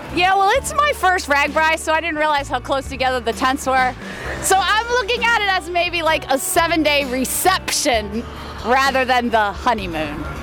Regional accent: West Virginia, United States; We're from West Virginia.

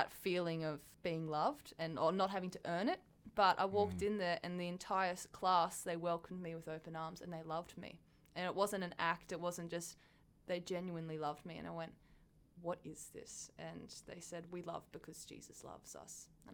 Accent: Gosford, New South Wales, Australia; I'm a central coast of New South Wales. Oh, yeah. So, Gosford. Grown up there my entire life.

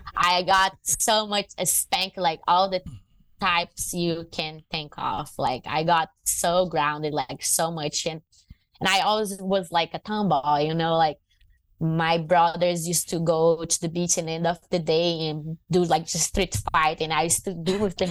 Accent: Fortaleza, Ceará, Brazil; English is a second language; moved away as an adult; also born or lived in Maranhão, Brazil / Rio de Janeiro, Brazil; now in United States; I uh, was born in Maranhão. I was raised in Fortaleza, that's north north of Brazil

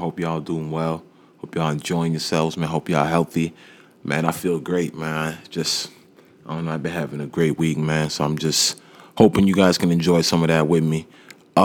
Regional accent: Nigeria; I'm African, you know what I mean, and I'm Nigerian, and I know the customs

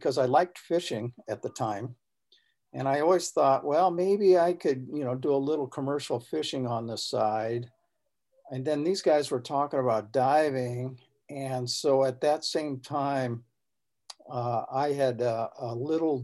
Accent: Southern California, United States; now in Northern California, United States; I grew up here in California, Southern California, and then finally I'm a transplant and came up to Northern California

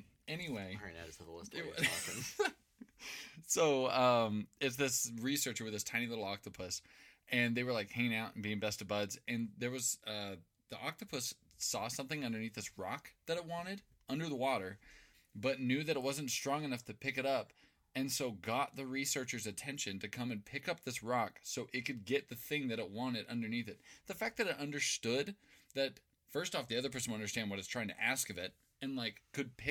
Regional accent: Meridian, Idaho, United States; me and Andrew were born and raised in Meridian, which is just a bunch of cul-de-sacs. It's kind of like a smaller Salt Lake City.

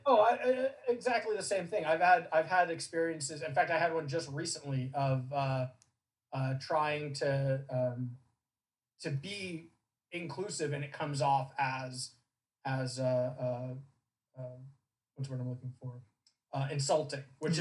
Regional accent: Southern California, United States; I grew up in Southern California

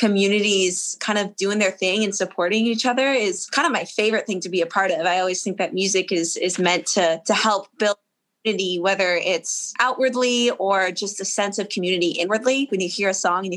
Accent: Harpswell, Maine, United States; moved away as an adult; also born or lived in Nashville, Tennessee; So in Maine, I grew up on an island, actually. So small island town called Harpswell

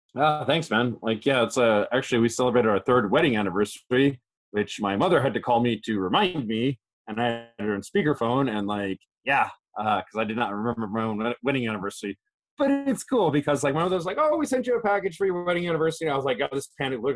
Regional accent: Chicago, Illinois, United States; now in Japan; my hometown Chicago

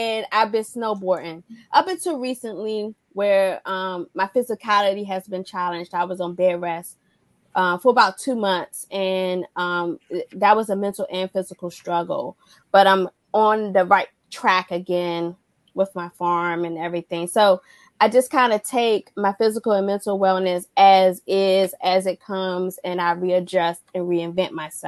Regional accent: Washington, District of Columbia, United States; also born or lived in Alaska / Georgia / Korea; lived in Alaska, Georgia, Washington, Korea. And we would just do all the outdoor things, especially growing up in Washington, D.C., where that's not common.

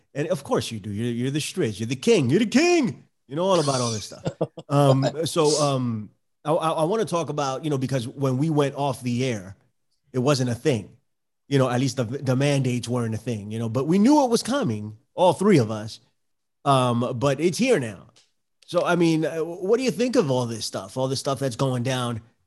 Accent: New York City, New York, United States; from the Bronx

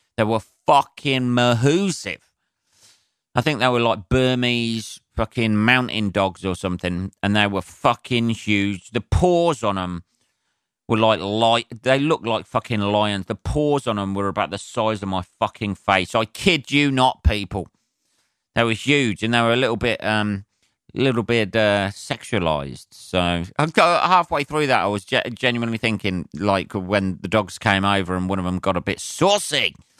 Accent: United Kingdom; I'm a Brit

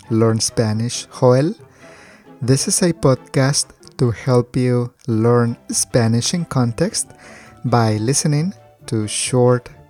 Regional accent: Colombia; y como colombiana, pues sabemos que Colombia tiene uno de los mejores cafés del mundo

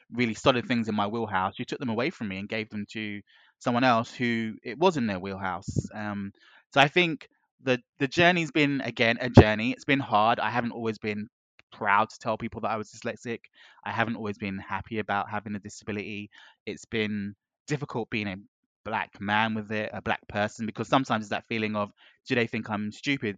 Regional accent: London, United Kingdom; coming from the spaces I did growing up in West London, I grew up in a melting pot.

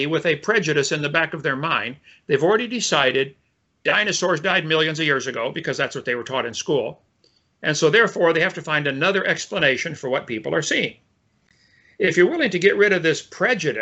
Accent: Illinois, United States; I was raised in Illinois in a family of engineers and teachers

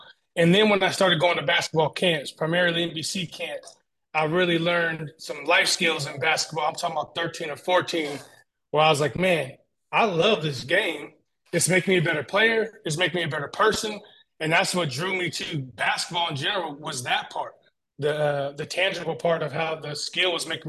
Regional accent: Tacoma, Washington, United States; moved away as an adult; now in Spokane, United States; growing up in Tacoma

